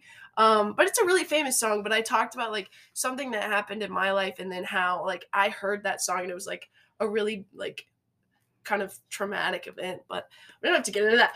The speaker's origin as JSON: {"language": "English", "town": "Franklin", "region": "Virginia", "country": "United States", "said": "I'm from Franklin, it's an hour away"}